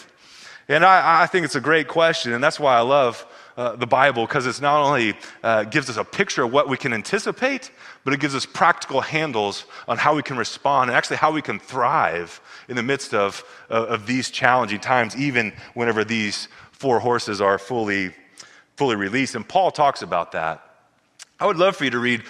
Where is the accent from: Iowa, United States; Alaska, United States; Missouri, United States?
Missouri, United States; We grew up in Missouri